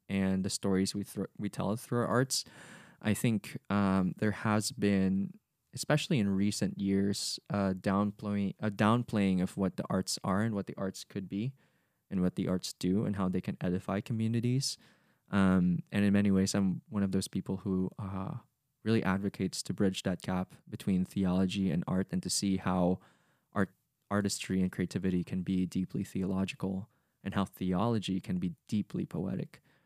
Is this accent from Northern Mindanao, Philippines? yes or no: yes; Cagayan de Oro, Northern Mindanao, Philippines; first language Bisaya; English is a second language; moved away; I'm a Filipino who comes from the Misamis Oriental region, coming from Cagayan de Oro City